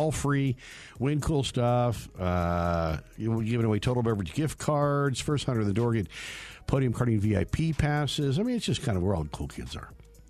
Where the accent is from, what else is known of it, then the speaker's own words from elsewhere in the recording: California, United States; I'm actually from Northern California.